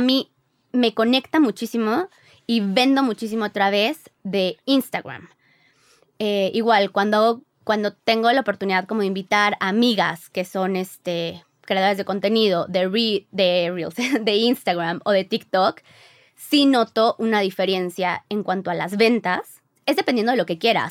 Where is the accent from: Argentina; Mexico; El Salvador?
Mexico; Mexico City; also born or lived in Mérida; Nosotros somos de la Ciudad de México, pero nos fuimos un año a vivir a Mérida cuando recién nos casamos